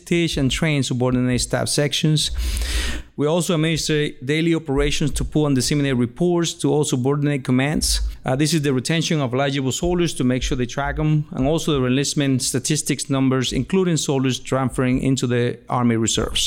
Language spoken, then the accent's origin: English; Puerto Rico; I was born in Puerto Rico, Boricua all the way.